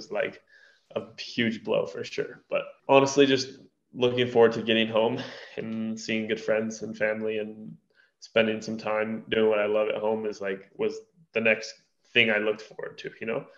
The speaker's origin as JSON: {"language": "English", "town": "Durango", "region": "Colorado", "country": "United States", "tie": "born or raised there", "said": "I'm born and raised in Durango, Colorado"}